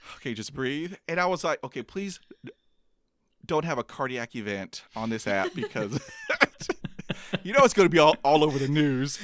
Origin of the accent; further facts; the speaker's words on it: Corpus Christi, Texas, United States; I was b, b, b, b, born in, um, Corpus Christi, Texas